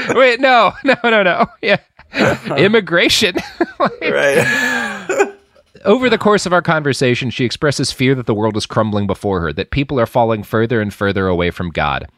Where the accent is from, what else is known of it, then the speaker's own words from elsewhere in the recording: the South, United States; I grew up in the South. I know the rural parts of this country